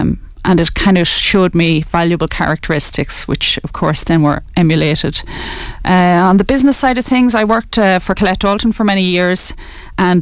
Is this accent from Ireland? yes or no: yes; Kilkenny, Leinster, Ireland; also born or lived in Letterkenny, Donegal; I was born up in Donegal in Letterkenny. Moved to Kilkenny when I was 9